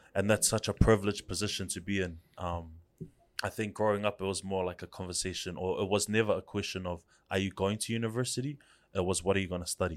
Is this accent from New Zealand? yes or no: yes; Auckland, New Zealand; I grew up in Central for, I think, maybe the first eight years of my life